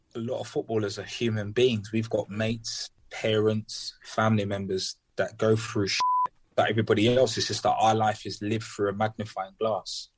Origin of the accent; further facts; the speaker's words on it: London, United Kingdom; I grew up in Peckham